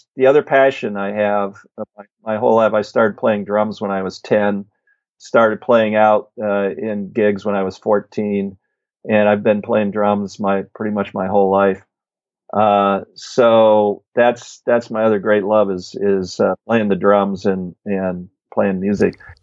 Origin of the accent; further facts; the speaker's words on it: Illinois, United States; moved away as an adult; also born or lived in Bellingham, Washington; back in Illinois where I grew up